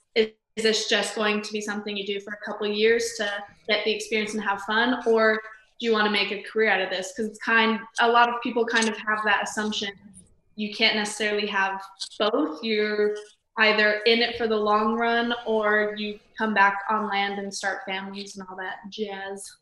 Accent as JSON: {"language": "English", "town": "Las Vegas", "region": "Nevada", "country": "United States", "said": "I'm from Las Vegas, Nevada"}